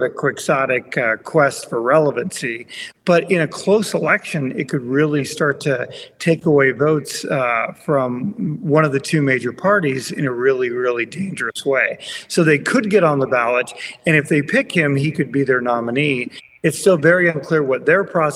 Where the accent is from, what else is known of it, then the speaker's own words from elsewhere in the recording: Montana, United States; my home state of Montana